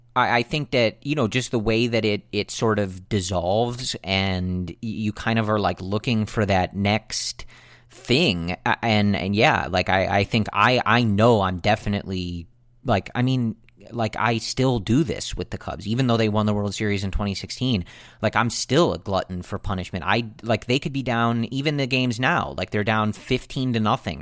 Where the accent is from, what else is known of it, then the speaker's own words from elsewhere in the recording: Buffalo Grove, Illinois, United States; we're both originally from Buffalo Grove